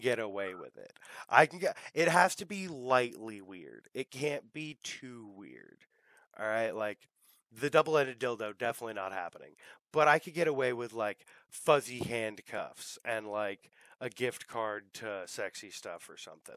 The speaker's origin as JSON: {"language": "English", "country": "United States", "tie": "born or raised there", "said": "growing up in America"}